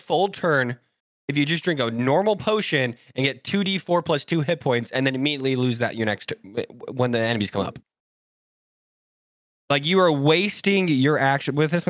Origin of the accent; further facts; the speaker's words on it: Utah, United States; They already know we're from Utah.